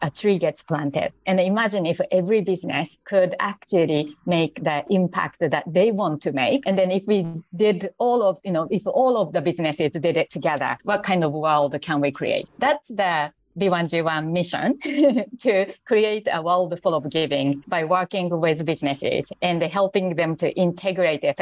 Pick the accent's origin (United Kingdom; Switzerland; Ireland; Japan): Japan; English is a second language; moved away as an adult; now in Singapore; I'm actually Japanese and I live in Singapore now.